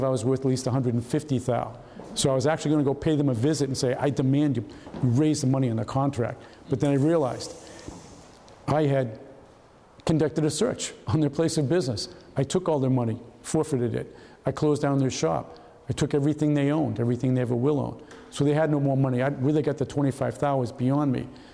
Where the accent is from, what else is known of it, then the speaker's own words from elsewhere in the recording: New England, United States; moved away as an adult; also born or lived in Denver; I'm from New England.